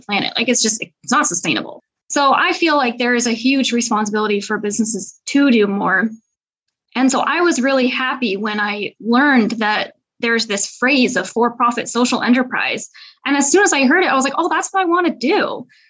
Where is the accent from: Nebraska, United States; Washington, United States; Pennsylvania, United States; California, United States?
Washington, United States; Seattle; moved away as an adult; now in Paris, France; I am an American, but I live in Paris, France. I'm originally from Seattle, Washington